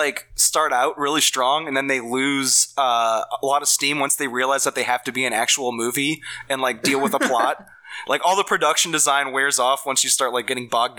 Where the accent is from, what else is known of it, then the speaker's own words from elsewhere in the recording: New Orleans, Louisiana, United States; I am from New Orleans